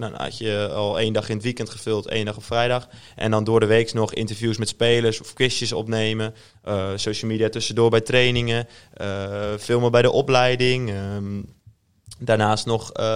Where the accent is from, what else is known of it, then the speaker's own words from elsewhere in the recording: Netherlands; also born or lived in Groningen; in Ilderpaat Zwolle opgegroeid